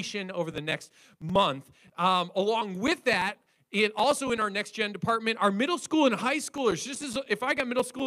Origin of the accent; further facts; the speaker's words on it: Wisconsin, United States; we're definitely from Wisconsin